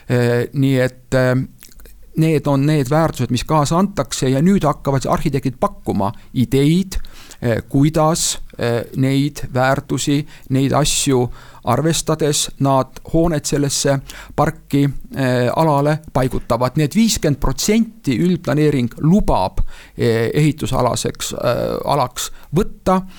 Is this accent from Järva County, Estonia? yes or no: no; Tartu, Tartu County, Estonia; meie kodulinn Tartu.